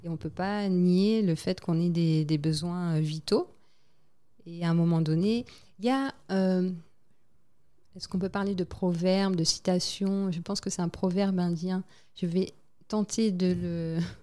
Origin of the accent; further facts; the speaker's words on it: French Guiana; moved away as an adult; also born or lived in Île-de-France, France; j'avais grandi, j'ai passé euh, la majorité de ma vie scolaire, on va dire, dans, en Guyane.